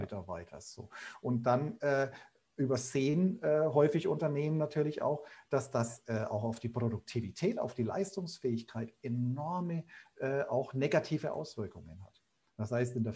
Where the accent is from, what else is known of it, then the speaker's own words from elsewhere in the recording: Bayreuth, Bavaria, Germany; accent: Upper Franconian; ich bin waschechter Oberfranke, also komme aus Bayreuth, wie man hört